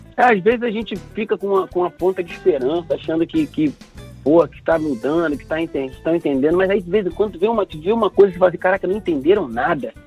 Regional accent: Rio de Janeiro, Brazil; Madureira, que é meu lugar

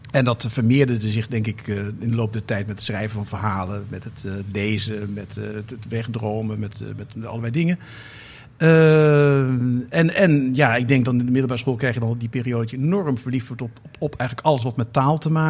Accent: Amsterdam, North Holland, Netherlands; Zeg, ik even als Amsterdammer, maar toch.

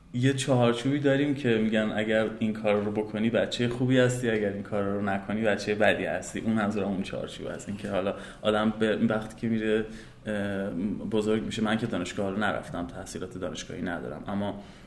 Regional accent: Tehran, Tehran Province, Iran; also born or lived in Karaj, Iran; متولد تهرانم

